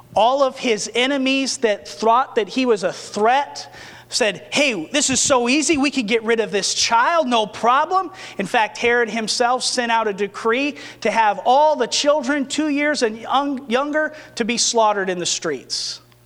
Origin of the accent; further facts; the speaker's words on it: New Mexico, United States; when I was growing up in New Mexico